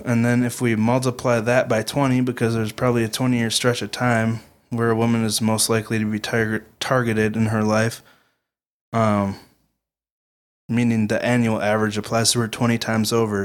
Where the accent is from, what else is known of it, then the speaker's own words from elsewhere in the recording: Midwestern American, United States; We are Midwestern American kids